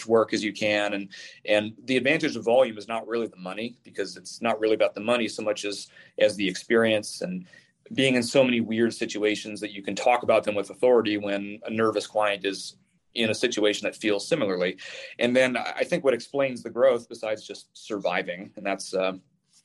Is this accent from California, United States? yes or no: no; Tacoma, Washington, United States; my hometown of Tacoma, but a very specific series of neighborhoods in what's called the North End, which is where I'm from.